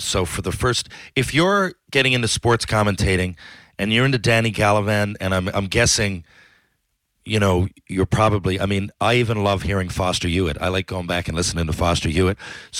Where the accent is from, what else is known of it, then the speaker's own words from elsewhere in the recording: Newfoundland and Labrador, Canada; I'm from Newfoundland, obviously, so is he.